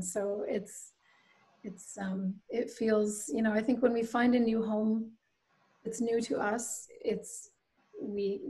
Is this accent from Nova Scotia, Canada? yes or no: yes; Halifax, Nova Scotia, Canada; I grew up in Halifax, which is the capital city of Nova Scotia